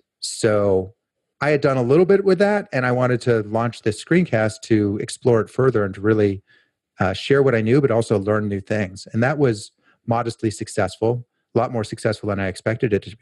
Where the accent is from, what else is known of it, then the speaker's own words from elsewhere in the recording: Portland, Oregon, United States; my hometown, which is Portland, Oregon.